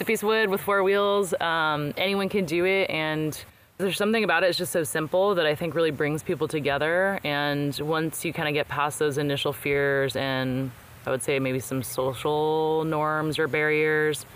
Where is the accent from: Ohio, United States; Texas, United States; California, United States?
California, United States; Bay Area; I was born here in the Bay Area